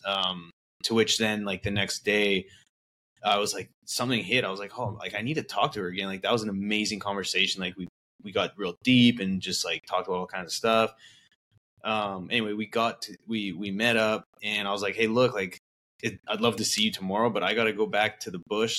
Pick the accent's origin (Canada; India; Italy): Canada; Vernon, British Columbia; also born or lived in Calgary, Alberta; I grew up in Vernon, British Columbia, which is a small town